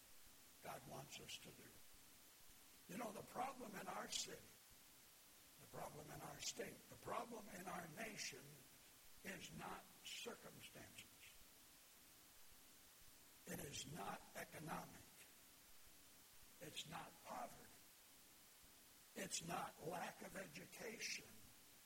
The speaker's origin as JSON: {"language": "English", "town": "Flint", "region": "Michigan", "country": "United States", "tie": "born or raised there", "said": "I grew up in Flint."}